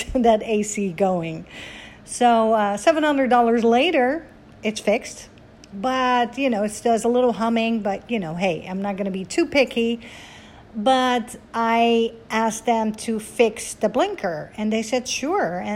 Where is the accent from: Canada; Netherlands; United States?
Netherlands; I am Dutch, born and raised in Holland, 20 minutes from Amsterdam, the capital